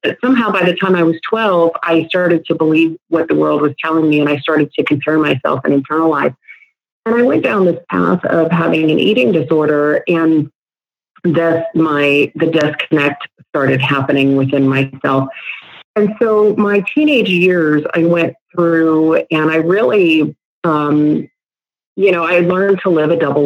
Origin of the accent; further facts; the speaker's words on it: Northern Virginia, United States; moved away as an adult; now in Dallas, United States; From the East Coast, right outside D.C., Northern Virginia